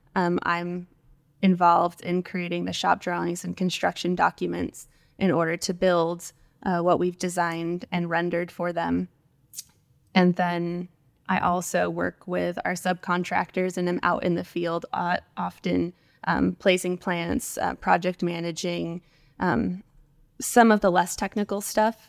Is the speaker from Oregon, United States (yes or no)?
no; right outside of Las Vegas, where the Hoover Dam is, Nevada, United States; now in Austin, United States; I grew up in the West, uh, kind of right outside of Las Vegas, um, where the Hoover Dam is